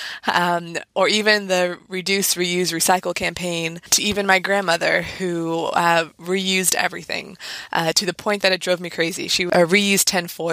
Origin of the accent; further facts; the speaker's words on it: Northern Virginia, United States; I grew up in the Northern Virginia area and spent a lot of weekends in DC